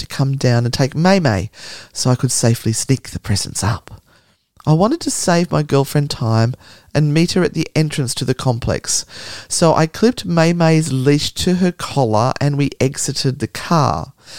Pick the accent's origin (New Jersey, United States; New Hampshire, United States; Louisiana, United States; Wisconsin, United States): Louisiana, United States; New Orleans; I was born and raised in New Orleans, and Hurricane Katrina hit the summer after my senior year of high school.